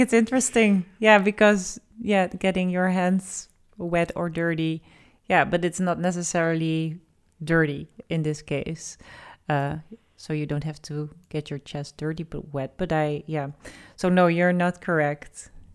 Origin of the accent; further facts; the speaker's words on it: Netherlands; we have quite, uh, the moving abroad nation.